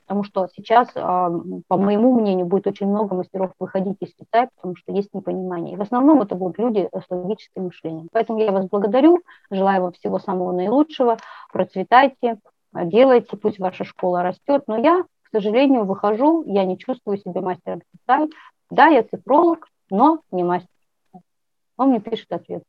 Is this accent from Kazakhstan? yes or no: yes; Kazakhstan; я родилась в Казахстане